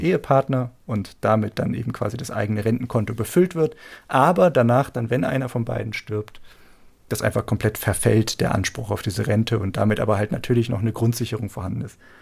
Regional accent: Germany

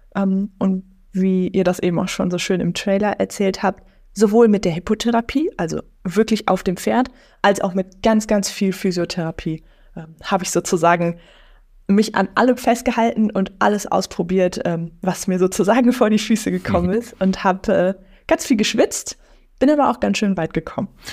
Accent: near Lippstadt, North Rhine-Westphalia, Germany; now in Münster, Germany; Also ich bin in einem Dorf groß geworden und dann bin ich da in der Stadt. Also ich komme aus der Nähe von Lippstadt

